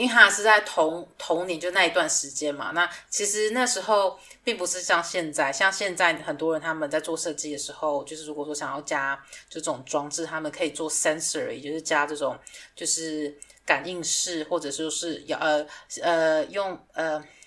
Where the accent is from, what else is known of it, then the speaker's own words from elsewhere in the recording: Taiwan; moved away; 我已经两年多没有回台湾了